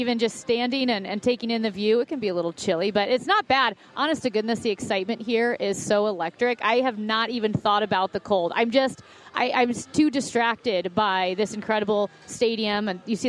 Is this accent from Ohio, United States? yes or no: no; St. Louis, Missouri, United States; I was born in St. Louis. I've lived in St. Louis my whole life